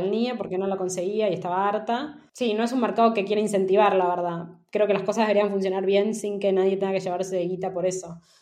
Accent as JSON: {"language": "Spanish", "region": "Buenos Aires", "country": "Argentina", "moved": "as an adult", "lives_now": "Madrid, Spain", "said": "como argentinos no nos damos cuenta, o por lo menos como porteños"}